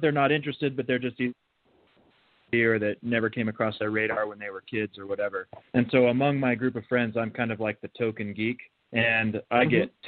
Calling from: Utah, United States; Hey, I'm calling from Utah.

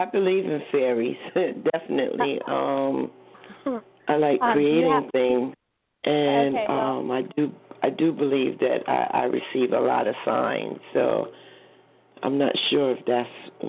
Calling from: New Jersey, United States; I'm calling from New Jersey.

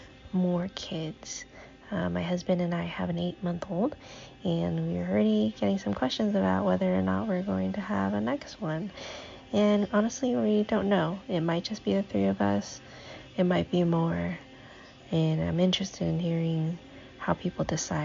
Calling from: Oakland, California, United States; I'm calling from Oakland, California.

